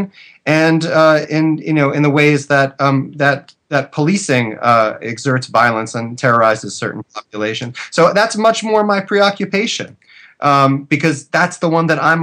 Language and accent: English; United States; as an American citizen